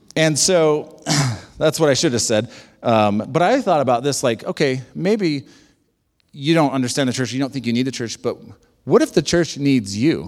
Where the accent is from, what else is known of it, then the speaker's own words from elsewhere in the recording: United States; we're very American